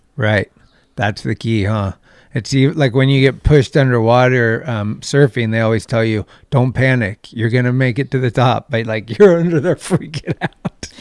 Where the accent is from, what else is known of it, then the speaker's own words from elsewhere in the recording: Redwood City, California, United States; also born or lived in San Francisco; was born in Redwood City, which is like twenty minutes south. So I've been here my whole life pretty much in this area